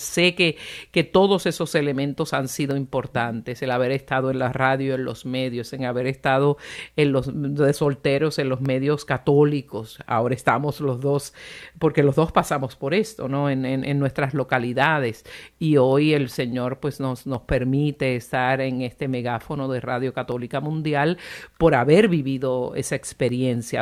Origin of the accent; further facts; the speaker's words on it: Puerto Rico; yo soy de Puerto Rico